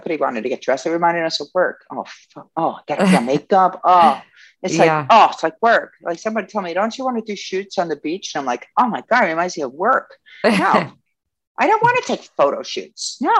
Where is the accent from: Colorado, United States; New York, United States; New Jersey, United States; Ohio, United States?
New York, United States; Yonkers; also born or lived in Westchester, New York; Yonkers, New York. I was born and raised there and then, you know, upper Westchester.